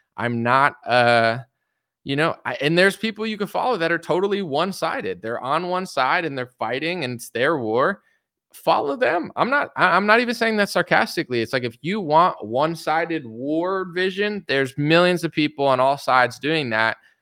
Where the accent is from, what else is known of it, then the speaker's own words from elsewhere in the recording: United States; I'm an American citizen. I was born and raised here my whole life